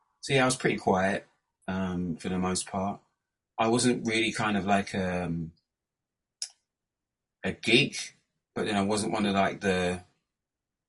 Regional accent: Kent, South East England, United Kingdom; also born or lived in Hackney, London; I was born in Hackney, in the '70s. Moved to Kent when I was about 3-4 years old. And yeah, basically been there pretty much ever since

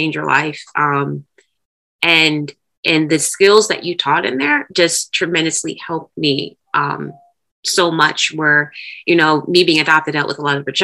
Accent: Ohio, United States; moved away; I'm originally from Ohio

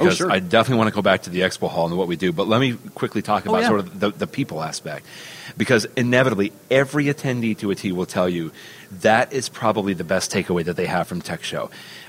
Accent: Cleveland, Ohio, United States; I'm actually from Cleveland, Ohio now, because I have to clarify that, of course, my Cleveland friends would not be happy with that.

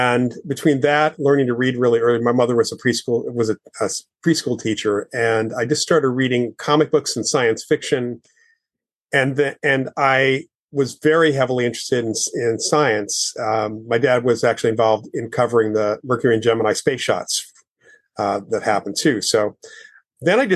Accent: Westchester County, outside New York City, United States; I grew up outside of New York City in Westchester County.

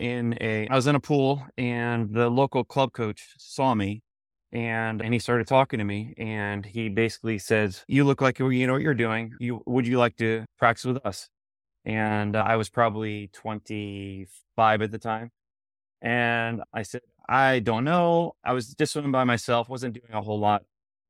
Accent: Florida, United States; I grew up in South Florida. I was on a club called Plantation Swim Team.

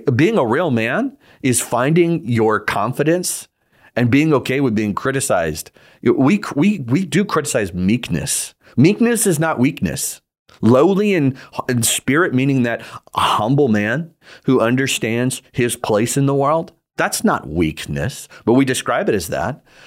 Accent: United States; I am an American citizen

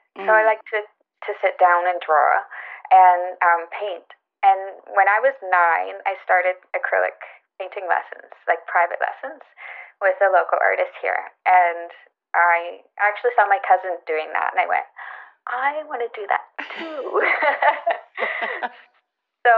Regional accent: just outside of Vancouver, British Columbia, Canada; I grew up just outside of Vancouver in a small farming and fishing town. And I still live there now.

